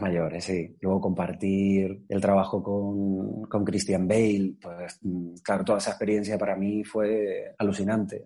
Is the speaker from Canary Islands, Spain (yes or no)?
yes; Tenerife, Canary Islands, Spain; now in Madrid, Spain; me fui a Tenerife, yo soy de allí, soy canario